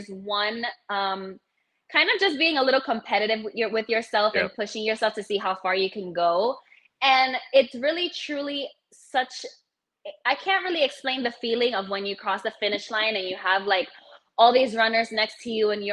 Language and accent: English; New York City, New York, United States; I'm originally from the Bronx in New York